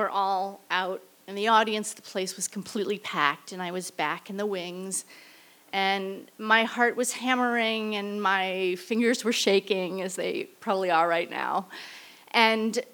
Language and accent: English; St. Louis, Missouri, United States; I returned to St. Louis, my hometown